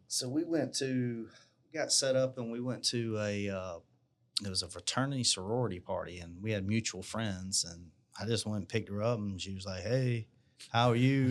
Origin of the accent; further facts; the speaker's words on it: Marion, South Carolina, United States; also born or lived in Charleston, South Carolina; now in Columbia, United States; I was born in Big Town of Marion, South Carolina. So, uh, that's down near the beach, um, right outside of Florence. I hadn't really lived anywhere else